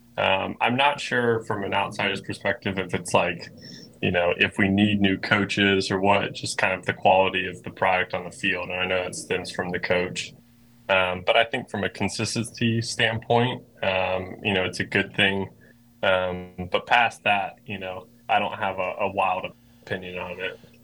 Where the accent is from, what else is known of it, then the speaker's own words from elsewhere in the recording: Greensboro, North Carolina, United States; I grew up in Greensboro, North Carolina